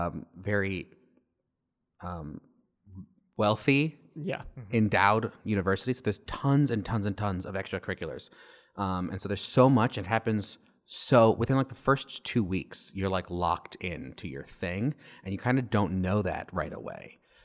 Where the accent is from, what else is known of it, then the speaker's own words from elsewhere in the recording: Arizona, United States; moved away as an adult; I had just moved across the country. I'm from Arizona, and I had just moved away all the way to Connecticut for the first time.